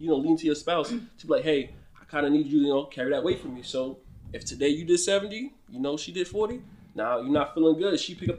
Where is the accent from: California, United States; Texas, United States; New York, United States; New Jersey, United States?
New Jersey, United States; we're both from New Jersey